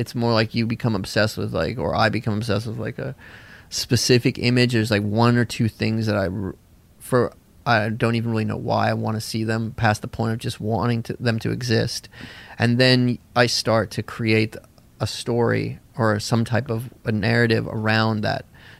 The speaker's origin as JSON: {"language": "English", "region": "the South", "country": "United States", "tie": "born or raised there", "said": "I also remembered it from growing up in the South, spring break was had been this big thing"}